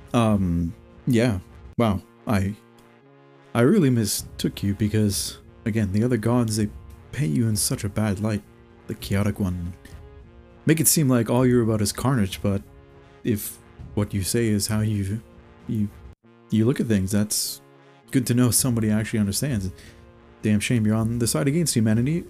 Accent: Canada

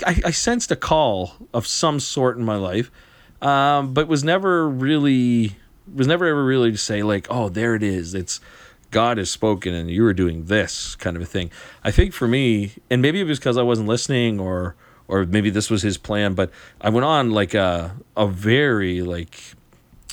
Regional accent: Western Prince Edward Island, Canada; the community I grew up in Western PEI

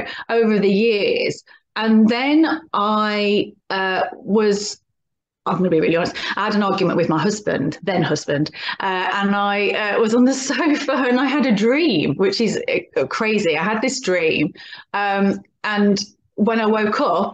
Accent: Birmingham, West Midlands, United Kingdom; now in Oxfordshire, United Kingdom; I live in Oxfordshire, but I'm originally from Birmingham, which you can probably tell from my accent

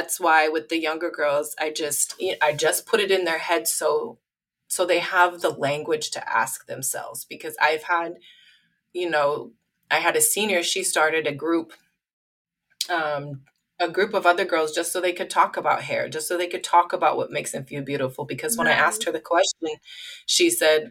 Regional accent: Midwest, United States; I grew up in the Midwest

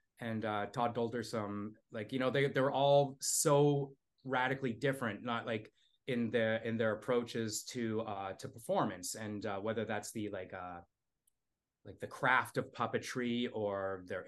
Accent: Toronto, Ontario, Canada; I grew up in Toronto

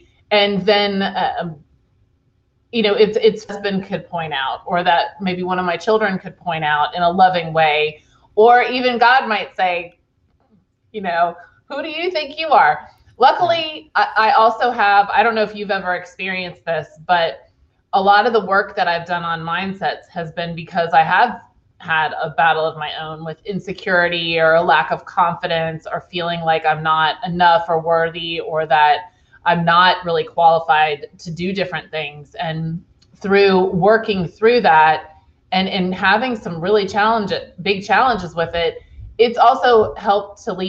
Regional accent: Charlottesville, Virginia, United States; born there; also born or lived in Fredericksburg, United States / Orlando, United States / San Francisco Bay Area; I was born in Charlottesville, Virginia, and then I lived in a few different places. Fredericksburg, Virginia. I lived in Florida, Orlando, Florida. I lived in Northern Virginia.

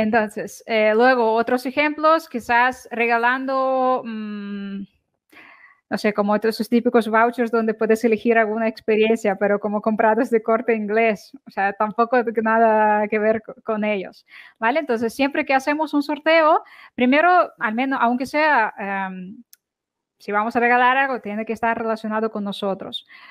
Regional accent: Ukraine; now in Barcelona, Spain; Soy de Ucrania

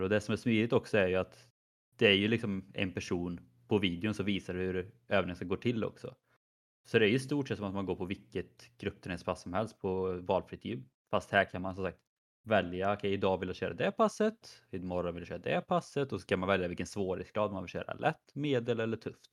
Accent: Skövde, Västra Götaland, Sweden; moved away; när jag var hemma i Skövde på lite semester

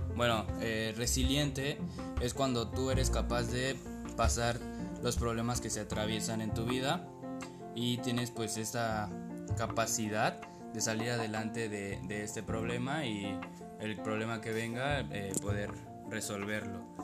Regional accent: Mexico; no se utiliza mucho en nuestro léxico como mexicanos

